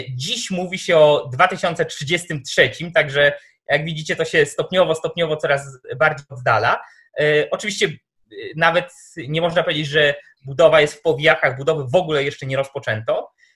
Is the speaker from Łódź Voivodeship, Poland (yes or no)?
yes; Tomaszów Mazowiecki, Łódź Voivodeship, Poland; ja jestem z Tomaszowa Mazowieckiego